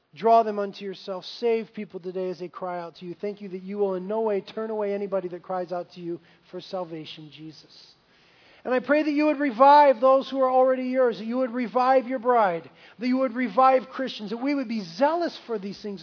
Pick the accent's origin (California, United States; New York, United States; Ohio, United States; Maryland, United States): California, United States; Carpinteria; I grew up here in Carpinteria, born and raised.